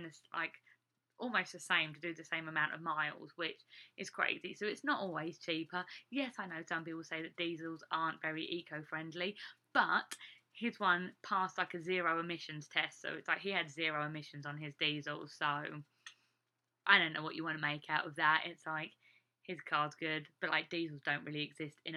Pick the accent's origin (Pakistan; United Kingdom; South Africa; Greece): United Kingdom; England; now in Iowa, United States; me as an English person